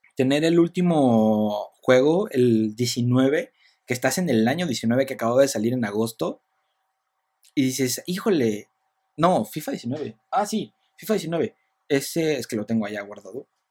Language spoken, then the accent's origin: Spanish; Michoacán, Mexico; yo soy de Michoacán